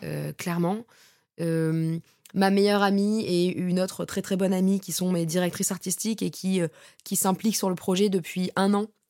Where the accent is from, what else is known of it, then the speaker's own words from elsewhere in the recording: Bordeaux, Nouvelle-Aquitaine, France; moved away as an adult; now in Paris, France; je suis montée sur Paris parce que de base, je suis de Bordeaux